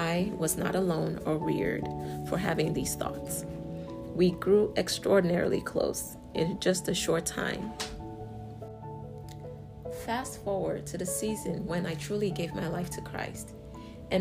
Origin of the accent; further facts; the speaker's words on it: Yorubaland, Nigeria; our enthusiasm and pride in being Nigerian and Yoruba